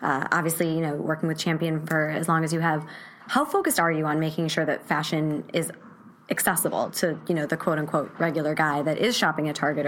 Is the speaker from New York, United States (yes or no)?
no; Wisconsin, United States; I'm from Wisconsin. Like, my favorite thing in the world is fried cheese curds.